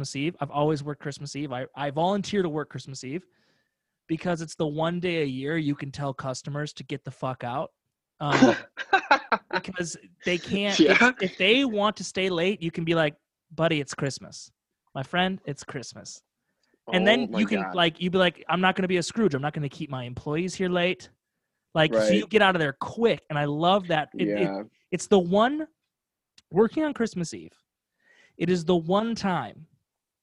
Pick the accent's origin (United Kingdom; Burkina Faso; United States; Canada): United States; Midwest; I grew up in the Midwest.